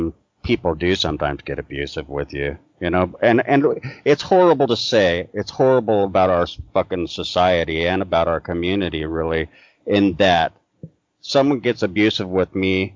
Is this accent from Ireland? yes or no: yes; Ireland; Yeah, and I'm Irish, so it's like if you exhibit manners, there's something wrong with you.